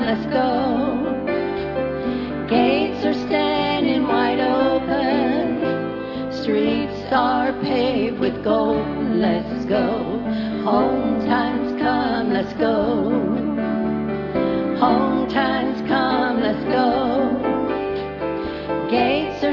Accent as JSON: {"language": "English", "town": "Beaufort", "region": "South Carolina", "country": "United States", "said": "I'm from Beaufort, South Carolina"}